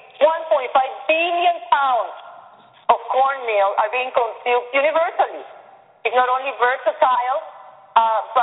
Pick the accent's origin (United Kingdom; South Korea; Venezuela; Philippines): Venezuela; moved away; I'm from Venezuela, and we grow up with arepa.